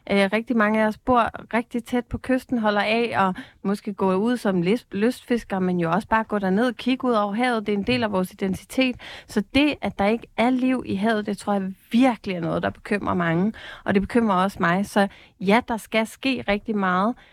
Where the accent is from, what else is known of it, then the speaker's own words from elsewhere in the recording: Capital Region of Denmark, Denmark; Og jeg er selv fra Bornholm, hvor vi har været en fiskeriø uden lige